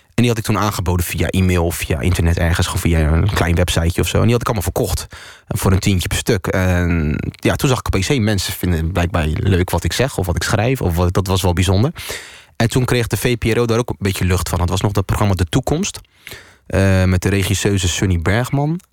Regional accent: Netherlands; born or raised there

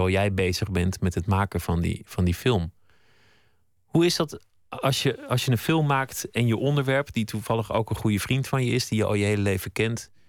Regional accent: Groningen, Netherlands; Ik ben in Groningen opgegroeid.

